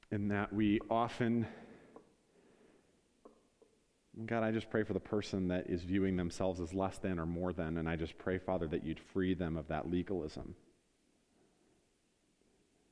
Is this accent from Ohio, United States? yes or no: yes; Northeast Ohio, United States; we're from Northeast Ohio